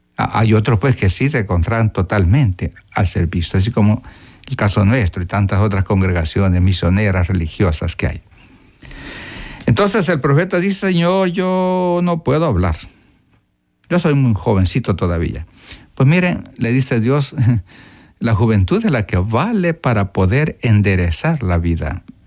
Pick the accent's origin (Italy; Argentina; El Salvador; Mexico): El Salvador; Morazán; Yo soy de Morazán